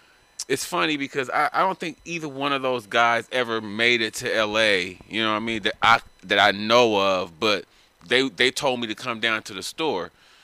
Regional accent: Los Angeles, California, United States; also born or lived in San Diego; I grew up in L.A.

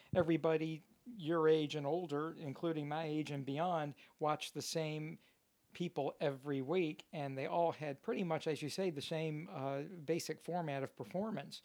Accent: Louisville, Kentucky, United States; I grew up in Louisville, Kentucky, and thoroughbred racing is our major league sport.

